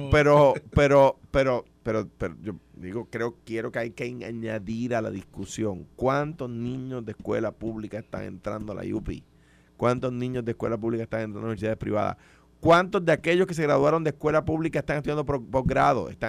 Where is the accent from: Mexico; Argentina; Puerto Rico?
Puerto Rico; pero me pongo a su disposición, por supuesto, eh, como cualquier puertorriqueño debe ponerse.